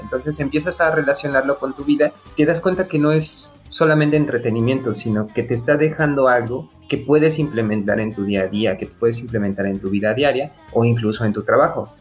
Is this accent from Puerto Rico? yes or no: no; Mexico; como buen mexicano nos gusta el box